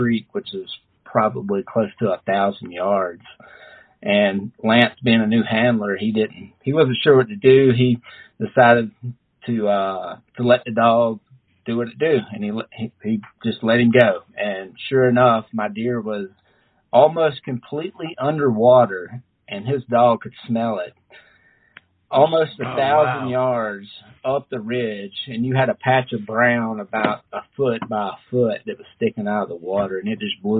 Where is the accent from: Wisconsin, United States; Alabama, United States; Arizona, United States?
Alabama, United States; South; moved away as an adult; also born or lived in Arkansas / Florida; now in Denver, United States; I'm from South Alabama. Grew up at a very early age, you know, deer hunting with my dad and uncle